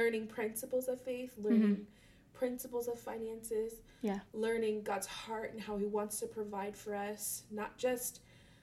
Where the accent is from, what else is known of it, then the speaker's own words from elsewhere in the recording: Maryland, United States; also born or lived in Germany / Ashland, Virginia; now in Springfield, Virginia, United States; I'm from, I was raised in Maryland.